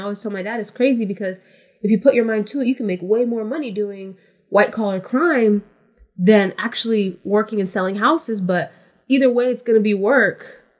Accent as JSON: {"language": "English", "region": "West Coast", "country": "United States", "said": "And I'm from the West Coast, so everybody just called me …."}